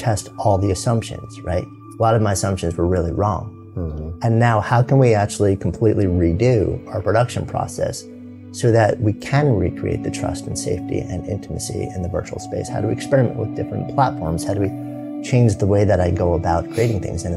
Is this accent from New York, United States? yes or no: yes; outside of New York, United States; moved away as an adult; now in Boulder, United States; growing up outside of New York, living in New York City for 30 years